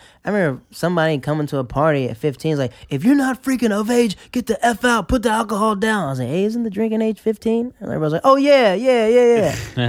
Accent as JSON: {"language": "English", "region": "the south", "country": "Netherlands", "said": "I was from Caniberglan. They were shut down."}